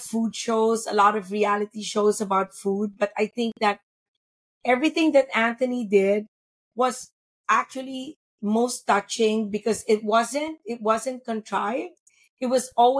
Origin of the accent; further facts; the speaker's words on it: Philippines; being Filipina